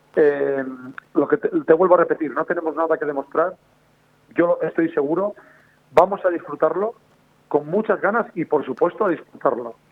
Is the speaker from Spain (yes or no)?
yes; Villares de Órbigo, Castile and León, Spain; moved away; also born or lived in Asturias; En mi pueblo, en Villores de Órbigo